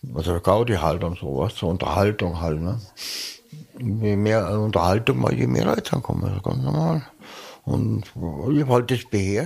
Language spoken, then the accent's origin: German; Bavaria, Germany; wenn ich als Bayer sage